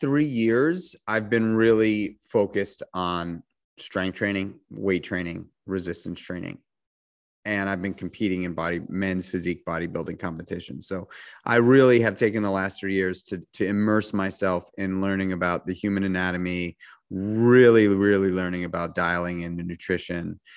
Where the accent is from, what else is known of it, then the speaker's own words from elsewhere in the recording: New York City, New York, United States; I grew up in New York City